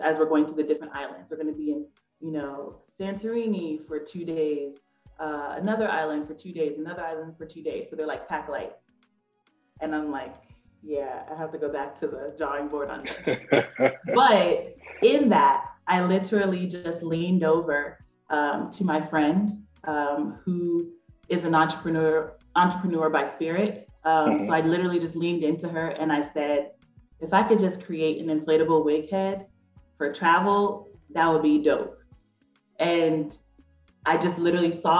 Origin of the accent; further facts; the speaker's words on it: Silver Spring, Maryland, United States; I born and raised in Silver Spring, Maryland.